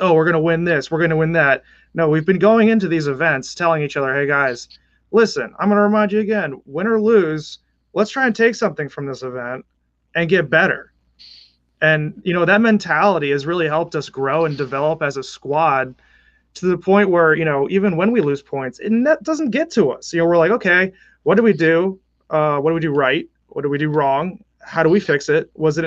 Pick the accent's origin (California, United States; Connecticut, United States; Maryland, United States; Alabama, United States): Connecticut, United States; also born or lived in New York City, New York, United States; now in Annapolis, United States; originally from Connecticut, born in New York City. I spent most of my life in Connecticut